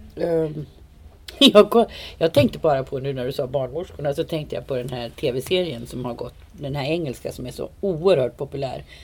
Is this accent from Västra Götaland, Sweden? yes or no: no; Uppsala, Uppsala County, Sweden; Jag är född på Uppsala BB 1954